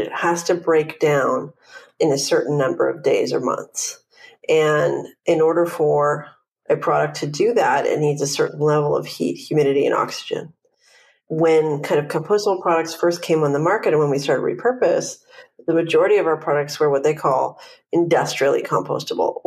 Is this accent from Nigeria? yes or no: no; Vancouver, British Columbia, Canada; now in Los Angeles, United States